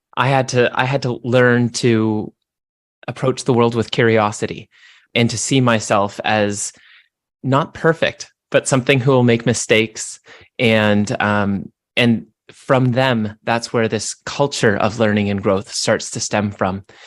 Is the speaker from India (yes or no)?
no; Canada; I'm Canadian